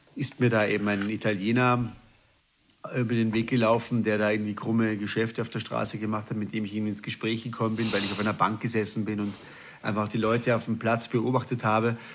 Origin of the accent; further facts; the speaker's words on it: Austria; moved away as an adult; also born or lived in Hamburg; ich als Österreicher